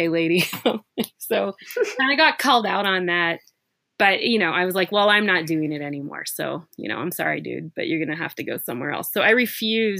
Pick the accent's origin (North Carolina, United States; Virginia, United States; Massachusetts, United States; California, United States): California, United States; moved away; also born or lived in Portland / Oakland; I'm from California